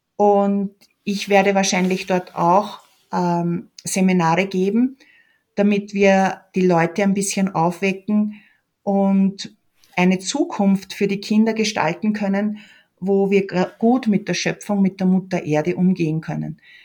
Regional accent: Lower Austria, Austria; moved away as an adult; now in Peru; ich bin aus Niederösterreich, ich bin eine Franziskanerin

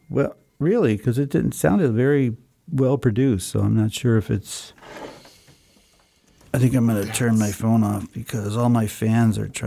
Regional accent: Tehran, Tehran Province, Iran; now in Vienna, Austria

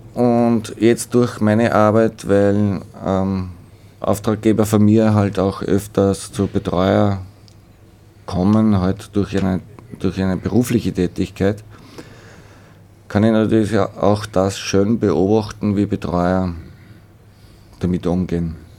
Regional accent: Schwertberg, Upper Austria, Austria; now in Weitersfelden, Austria; bin ein gebürtiger Schwertberger

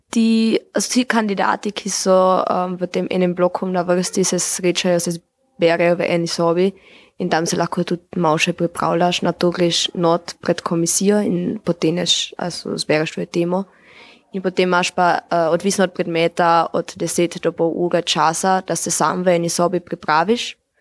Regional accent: Eberndorf, Carinthia, Austria; prihajam z Dobrele vasi

